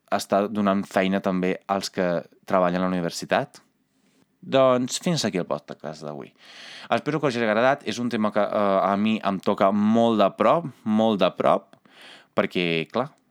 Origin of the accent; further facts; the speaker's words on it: Italy; Catalan is a second language; moved away as an adult; now in Catalonia, Spain; com a italià, com a persona comunitària